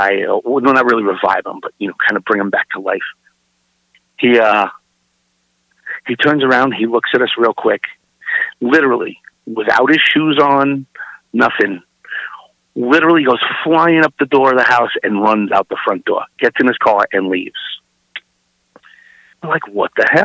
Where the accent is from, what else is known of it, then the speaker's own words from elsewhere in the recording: New York City, New York, United States; I'm originally from Brooklyn, New York.